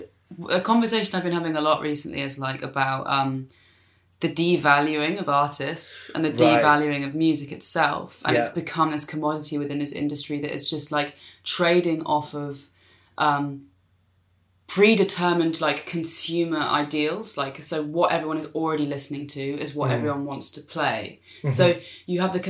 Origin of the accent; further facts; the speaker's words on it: South East England, United Kingdom; south of London, like, as in south of London, not South London.